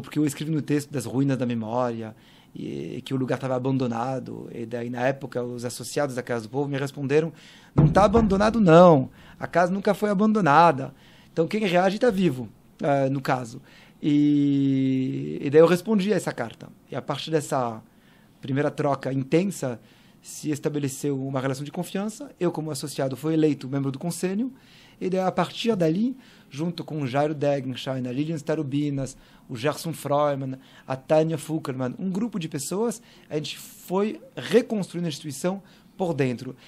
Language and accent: Portuguese; Paris, Île-de-France, France; Portuguese is a second language; moved away as an adult; now in São Paulo, Brazil; E eu nasci em Paris, uh, em 80